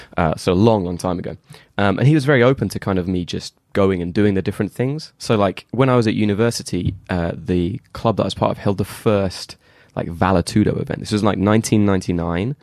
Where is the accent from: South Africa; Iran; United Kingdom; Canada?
United Kingdom; England; I'm obviously English.